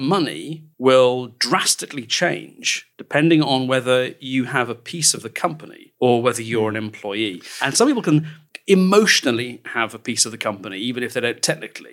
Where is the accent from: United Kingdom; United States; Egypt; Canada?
United Kingdom; England; we're English